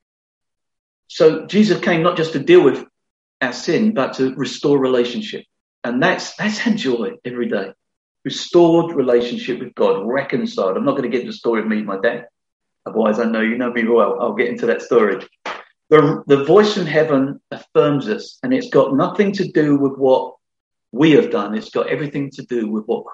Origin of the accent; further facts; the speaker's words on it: London, United Kingdom; I was brought up in the Elephant Castle in London, not going to church at all.